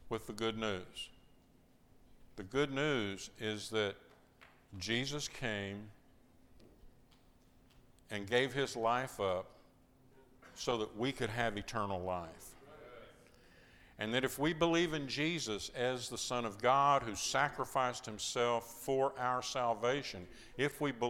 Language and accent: English; Iran; now in Athens, Greece; I'm from Iran.